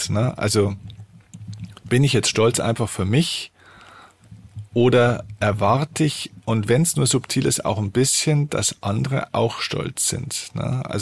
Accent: Bavaria, Germany; hey, ich komme aus Bayern, ich liebe Bayern. Aber bin ich stolz auf Bayern? Nein, aber ich komme gern aus Bayern und ich liebe dieses Land.

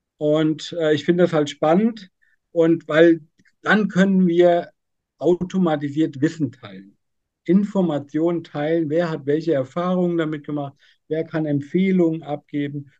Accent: near Giessen, Central Hesse, Germany; ich komme aus Mittelhessen, Nähe Gießen

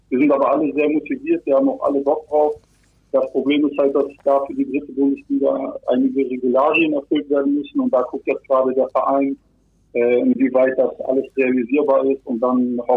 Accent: Bremerhaven, Bremen, Germany; also born or lived in Kazakhstan; Ich wurde in Kasachstan geboren. Als ich ein Jahr alt war, sind wir dann nach Deutschland gekommen. Ähm, und dann habe ich bis vor sechs Jahren auch in Bremerhaven gelebt.

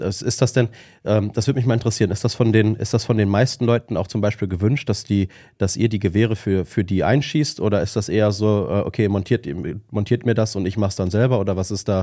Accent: Witten, North Rhine-Westphalia, Germany; komm ja auch aus Witten bei dir in der Nähe

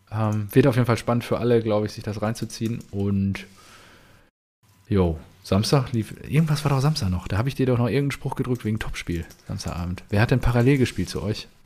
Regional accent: Dortmund, North Rhine-Westphalia, Germany; das haben wir {S0} ja als Dortmunder schon häufiger erfahren oder dass Züge angehalten wurden oder dann wieder nach Hause geschickt wurden und so.

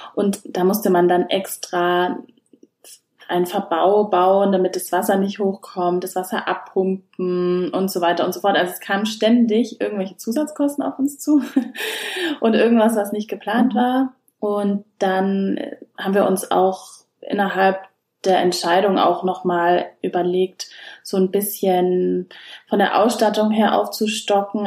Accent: Schwabach, Bavaria, Germany; Ich komme ja aus Schwabach

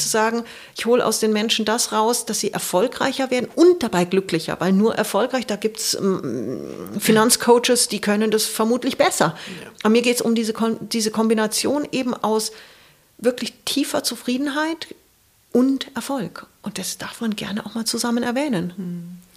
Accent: Munich, Bavaria, Germany; moved away as an adult; also born or lived in New Zealand / Asia; als Münchner Kindle

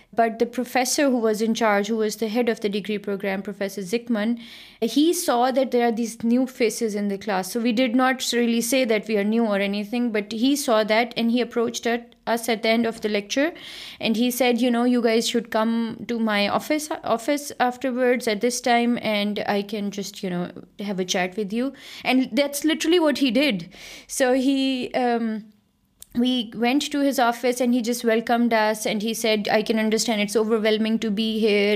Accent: Lahore, Punjab, Pakistan; moved away as an adult; also born or lived in Netherlands; now in Germany; I grew up in Lahore in Pakistan

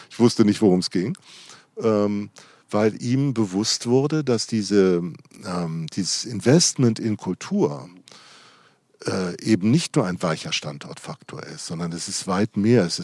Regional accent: Darmstadt, Hesse, Germany; Also man erzählt immer, ich komme aus Darmstadt, das ist eine Stadt 30 Kilometer südlich von Frankfurt.

